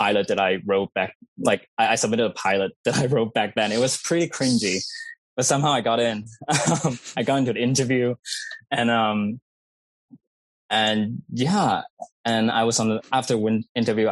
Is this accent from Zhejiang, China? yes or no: no; Guangdong, China; first language Cantonese; English is a second language; moved away as an adult; also born or lived in Bedford, Nova Scotia, Canada; now in Toronto, Canada; I was born in this southern province in mainland China, unfortunately. It's the closest province to Hong Kong and Guangdong province.